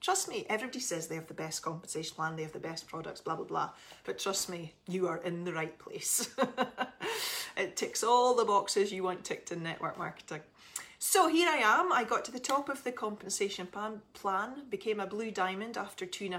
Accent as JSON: {"language": "English", "town": "Aberdeen", "region": "Scotland", "country": "United Kingdom", "said": "I am from Scotland, in case you didn't gather, and right up north in Aberdeen."}